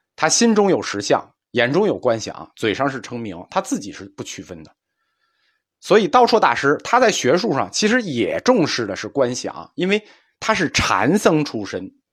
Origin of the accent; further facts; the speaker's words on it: China; 我们中国人有一个两分法看问题